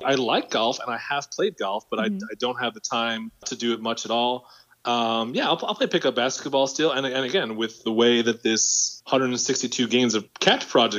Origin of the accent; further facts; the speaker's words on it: Long Island, New York, United States; also born or lived in Port Chester, New York; I grew up on Long Island, where my dad is from and where my dad's family still lives.